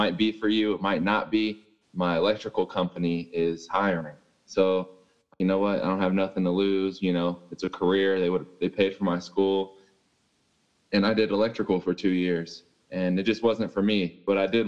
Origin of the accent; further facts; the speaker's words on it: Fairfield, California, United States; moved away as an adult; now in Colorado, United States; I'm from California, and I went to a school called Fairfield High in Cali